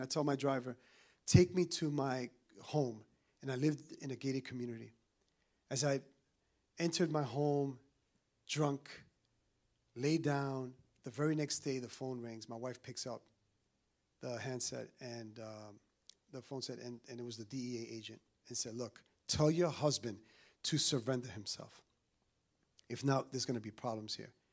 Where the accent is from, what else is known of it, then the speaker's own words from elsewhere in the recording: New York City, New York, United States; also born or lived in Dominican Republic; I'm from New York